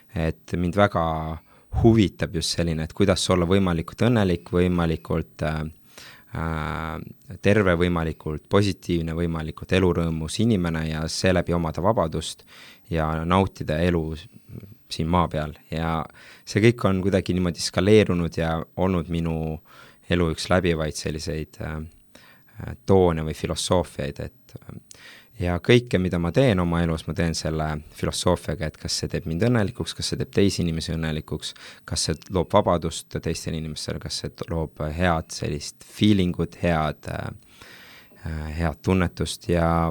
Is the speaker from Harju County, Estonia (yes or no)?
no; Tartu, Tartu County, Estonia; ma olen pärit Tartust